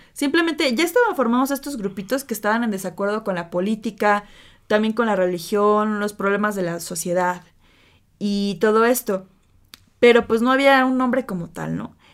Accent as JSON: {"language": "Spanish", "country": "Mexico", "said": "la cultura que tenemos como mexicanos"}